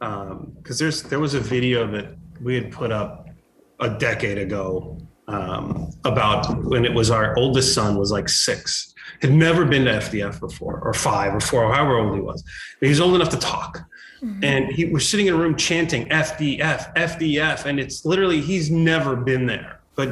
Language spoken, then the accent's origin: English; Downey, California, United States; that community that where I grew up in Downey